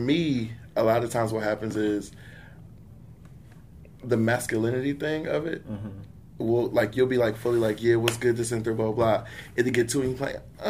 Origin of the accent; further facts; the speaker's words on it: Virginia, United States; I grew up in Virginia.